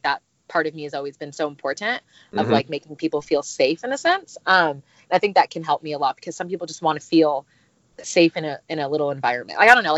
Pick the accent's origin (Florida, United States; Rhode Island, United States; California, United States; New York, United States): California, United States; Huntington Beach; I'm 27 years old, and I'm from Huntington Beach, California, and I'm a private nanny.